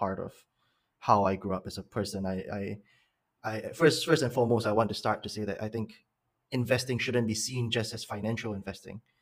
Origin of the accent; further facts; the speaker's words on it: Singapore; I am a Singaporean